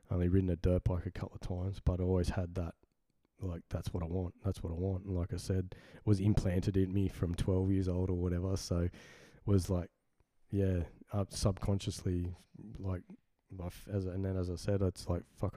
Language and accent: English; Sydney, New South Wales, Australia; also born or lived in Carlingford, Sydney; The first pl- place I was born at was um, Hornsby in Sydney